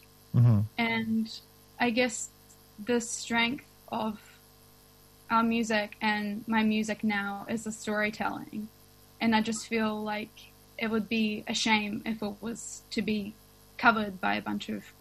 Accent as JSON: {"language": "English", "country": "Russia", "tie": "born or raised there", "moved": "yes", "lives_now": "Wellington, New Zealand", "said": "I grew up in Russia"}